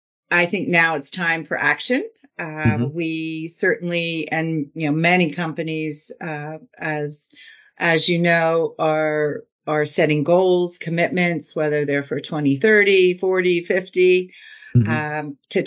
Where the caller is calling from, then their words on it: Lancaster, Pennsylvania, United States; I am in Lancaster, Pennsylvania.